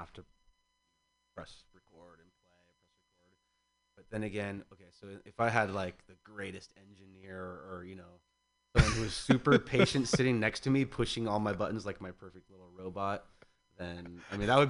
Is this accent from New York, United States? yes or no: no; Mill Valley, California, United States; I'm from Mill Valley, born of Swedish parents who moved here in the 60s.